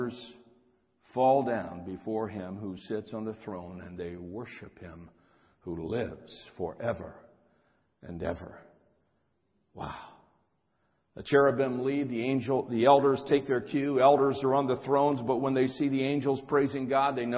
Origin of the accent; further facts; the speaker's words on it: Ohio, United States; now in California, United States; I'm from Ohio, but I've been out here in California for many, many years